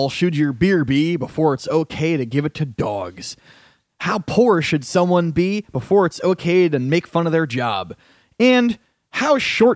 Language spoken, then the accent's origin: English; Connecticut, United States; now in New York City, United States; I'm from Connecticut